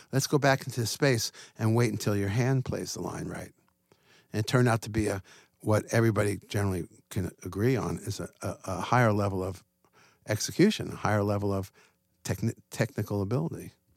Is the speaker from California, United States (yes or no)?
no; Long Island, New York, United States; I grew up in Long Island, New York